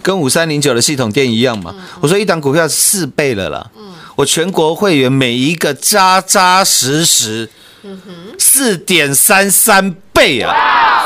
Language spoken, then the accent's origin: Chinese; Taiwan; 我们台湾人